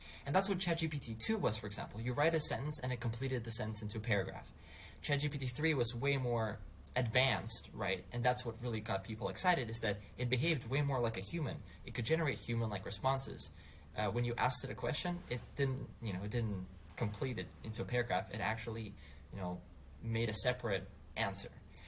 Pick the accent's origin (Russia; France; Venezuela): Russia; I'm from Russia.